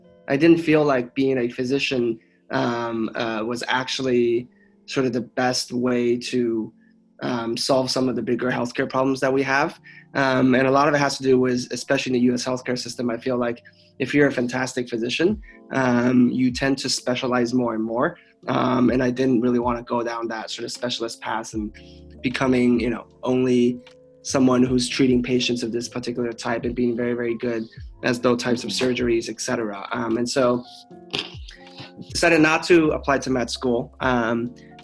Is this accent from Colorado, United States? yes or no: no; Los Angeles, California, United States; also born or lived in China / Pasadena; I moved to the U.S. when I was 9. From China. So I grew up in Los Angeles